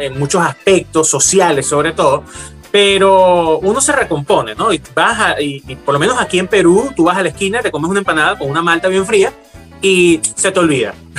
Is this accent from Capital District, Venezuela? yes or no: no; Valencia, Carabobo, Venezuela; moved away as an adult; yo nací en Valencia, soy valenciano